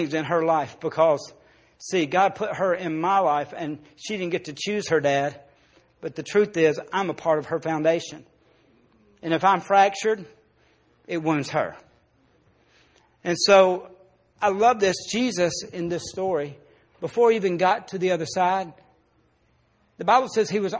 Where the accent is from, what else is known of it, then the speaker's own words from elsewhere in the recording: Arkansas, United States; I grew up in Arkansas